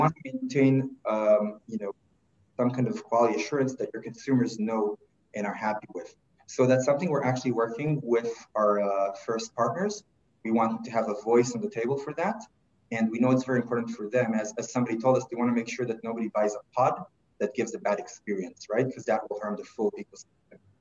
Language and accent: English; Israel; moved away as an adult; now in Toronto, Canada; I, am originally from, from Israel and I kind of did the regular path there, military service